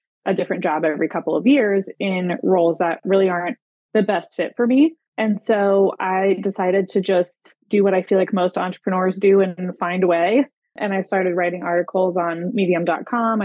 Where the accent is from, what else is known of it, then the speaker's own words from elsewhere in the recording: Greenville, South Carolina, United States; my hometown in Greenville, South Carolina